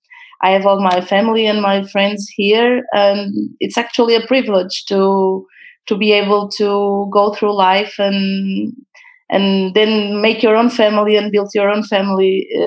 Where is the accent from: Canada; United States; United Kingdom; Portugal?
Portugal; Porto, Norte; From Porto.